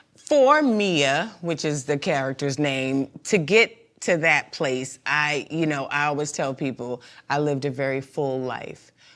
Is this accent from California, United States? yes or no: no; Mount Vernon, New York, United States; also born or lived in Bronx, New York; I'm from mon-, money earning Mount Vernon